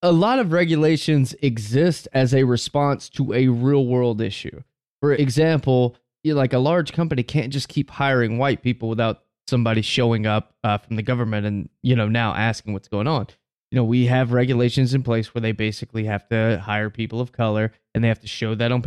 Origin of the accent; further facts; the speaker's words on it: the South, United States; I'm from the South down here